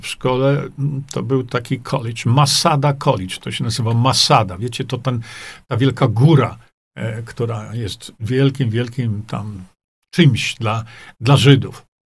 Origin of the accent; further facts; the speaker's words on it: Świdnik, Lublin Voivodeship, Poland; moved away as an adult; also born or lived in Stalowa Wola / Australia; zanim wyjechałem z mojego rodzinnego Świdnika, chociaż ja się urodziłem w Stalowej Woli, ale wychowałem się w Świdniku.